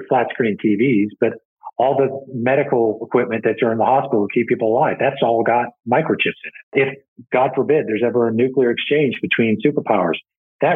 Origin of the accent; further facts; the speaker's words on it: United States; we're American.